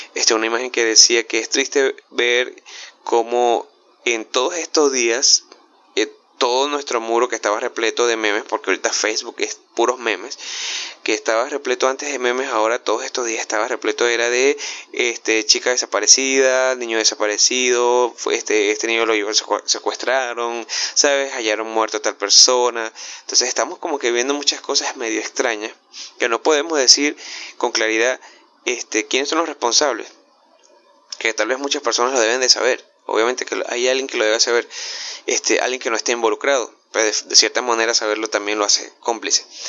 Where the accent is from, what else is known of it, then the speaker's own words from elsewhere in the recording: Venezuela; yo que soy venezolano